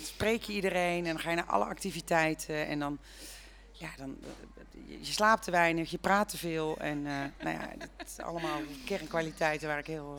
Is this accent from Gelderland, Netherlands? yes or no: no; North Brabant, Netherlands; moved away as an adult; now in Woerden, Netherlands; Ik kom uit Brabant